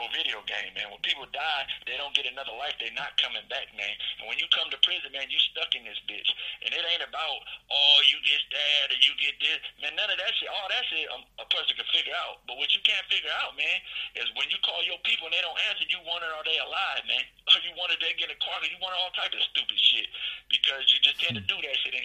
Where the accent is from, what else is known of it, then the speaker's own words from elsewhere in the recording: Denver, Colorado, United States; where I'm from Park Hill, Denver, Colorado